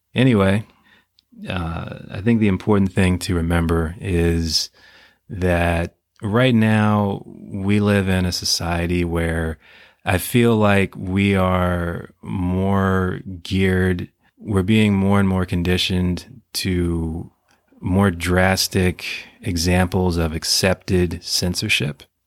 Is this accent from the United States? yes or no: yes; United States; as, as American citizens